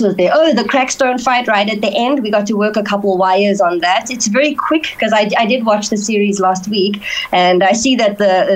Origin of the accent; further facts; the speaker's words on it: Cape Town, Western Cape, South Africa; I'm born and raised in Fisher, Cape Town